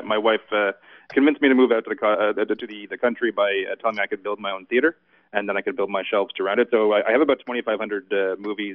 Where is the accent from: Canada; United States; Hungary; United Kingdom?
Canada; I am Canadian